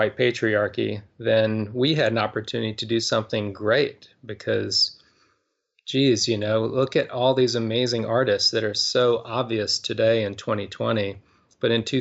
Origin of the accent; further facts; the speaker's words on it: Winston-Salem, North Carolina, United States; now in Durham, United States; I grew up in Winston-Salem, North Carolina